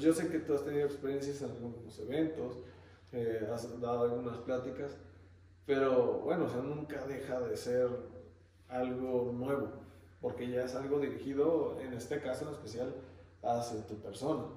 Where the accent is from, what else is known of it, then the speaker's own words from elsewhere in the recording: Xalapa, Veracruz, Mexico; yo soy de Jalapa